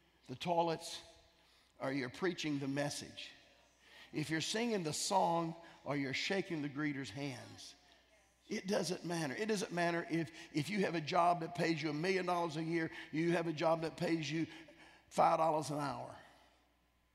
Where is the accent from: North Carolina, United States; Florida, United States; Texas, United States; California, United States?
North Carolina, United States; I'm from North Carolina.